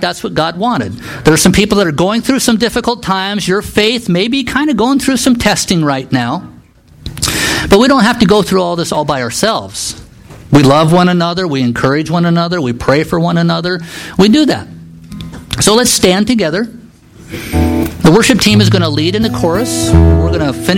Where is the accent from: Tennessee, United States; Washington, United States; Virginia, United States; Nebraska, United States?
Nebraska, United States; moved away as an adult; also born or lived in Kansas / Juneau, Alaska; I grew up in Nebraska